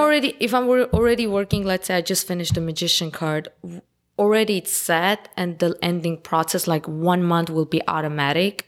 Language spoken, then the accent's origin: English; Los Angeles, California, United States; English is a second language; also born or lived in Armenia; I'm basically local L A, 'cause I've been living here since I was ten